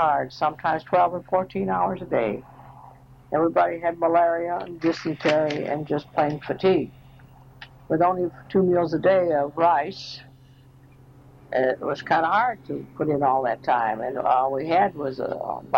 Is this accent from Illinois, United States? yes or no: yes; Arlington Heights, Illinois, United States; moved away as an adult; also born or lived in Newark, New Jersey / Fort Riley, Kansas / Philippines; I was born in Newark, New Jersey, April 25, 1911. Moved to Arlington Heights, Illinois at age 3. Went through high school in Arlington Heights